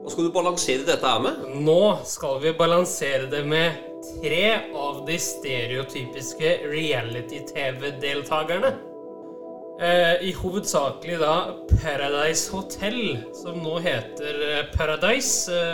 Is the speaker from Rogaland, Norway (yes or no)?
yes; Stavanger, Rogaland, Norway; vi er fra Stavanger.